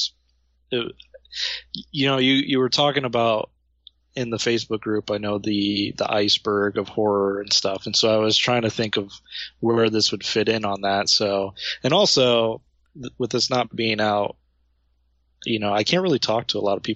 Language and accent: English; Ohio, United States; growing up in Ohio